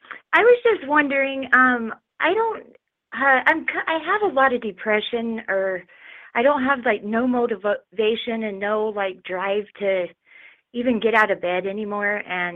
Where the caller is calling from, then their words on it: Wyoming, United States; I'm calling from Wyoming.